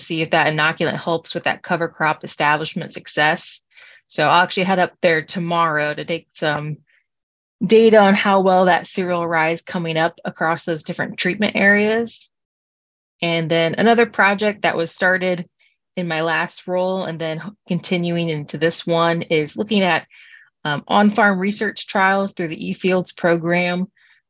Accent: Kalida, Ohio, United States; also born or lived in Williams County, Ohio / Pandora, Ohio; I'm originally from Kaleida, Ohio, which is up in the northwestern corner of the state

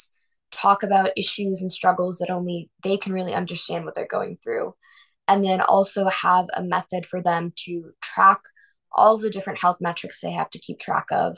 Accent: Avon, Ohio, United States; We grew up in Avon, same town in Cleveland together

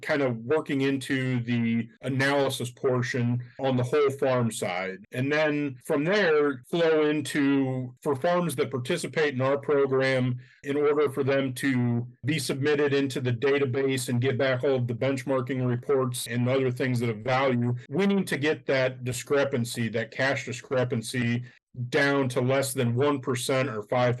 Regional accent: Northwest Ohio, United States; being from Northwest Ohio myself

